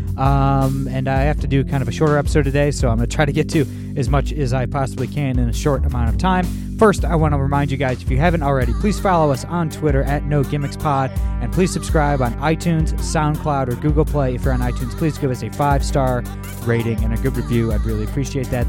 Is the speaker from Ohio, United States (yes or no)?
yes; Toledo, Ohio, United States; my hometown in Toledo, Ohio